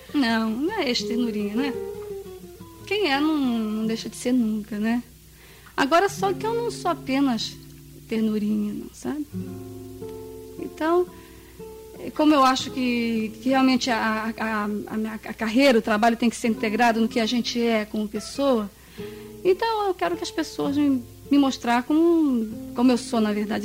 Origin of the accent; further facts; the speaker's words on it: Governador Valadares, Minas Gerais, Brazil; moved away; also born or lived in United States; desde que nasci, lá em Governador Valadares.